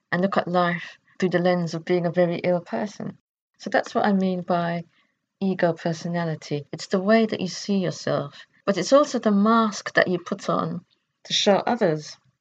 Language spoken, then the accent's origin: English; United Kingdom; I could define myself as British